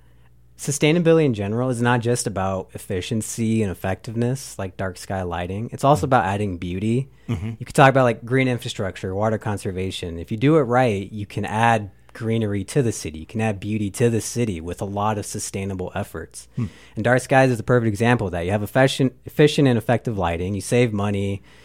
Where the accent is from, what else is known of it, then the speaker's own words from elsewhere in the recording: Phoenix, Arizona, United States; moved away; I'm from Phoenix